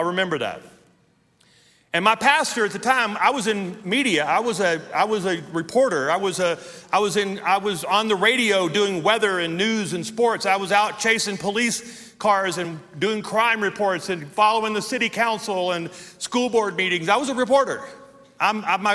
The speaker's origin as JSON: {"language": "English", "town": "Shreveport", "region": "Louisiana", "country": "United States", "tie": "born or raised there", "said": "That's where I grew up in Louisiana, super racist, bigoted area of the world, and that's where I was born"}